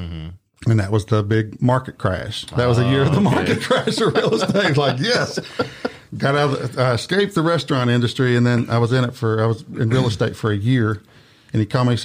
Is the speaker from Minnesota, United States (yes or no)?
no; Malden, Missouri, United States; moved away as an adult; also born or lived in Poplar Bluff, Missouri / Jonesboro, Arkansas; now in Memphis, United States; I'm from Malden, Missouri, or the Boot Hill of Missouri. Was born and raised